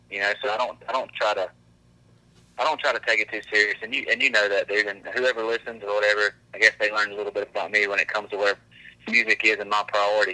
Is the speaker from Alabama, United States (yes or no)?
yes; Grand Bay, Alabama, United States; we we're from Grand Bay, dude. You know, I grew up at the end of a dirt road.